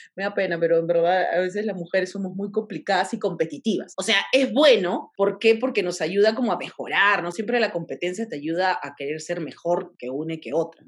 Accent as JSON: {"language": "Spanish", "region": "Tacna", "country": "Peru", "moved": "as an adult", "lives_now": "Lima, Peru", "said": "yo soy de provincia, soy de Tacna"}